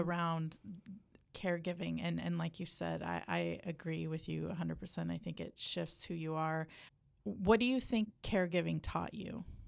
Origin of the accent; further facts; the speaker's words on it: United States; I'm from the South Valley